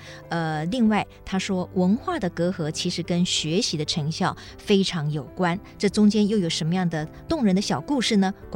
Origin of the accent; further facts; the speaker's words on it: Taiwan; first language Taiwanese Hokkien; Chinese is a second language; 其实我们家的母语也是台语，